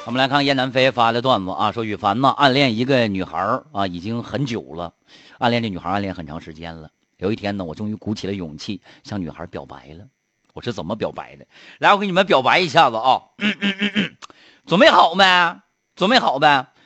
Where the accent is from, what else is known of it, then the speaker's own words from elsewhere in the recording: Harbin, Heilongjiang, China; 哈尔滨土生土长的人